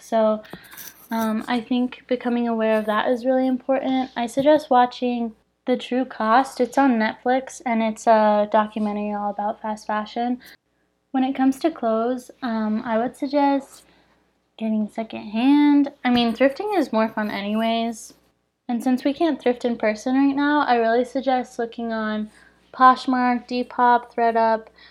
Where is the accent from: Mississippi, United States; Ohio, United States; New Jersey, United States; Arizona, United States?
Arizona, United States; Phoenix; I'm from Phoenix